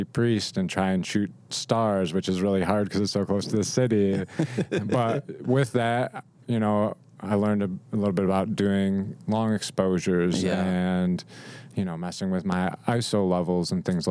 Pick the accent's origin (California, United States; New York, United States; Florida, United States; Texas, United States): New York, United States; Rochester; moved away as an adult; now in Nashville, United States; I grew up in Rochester, so Kodak was a big thing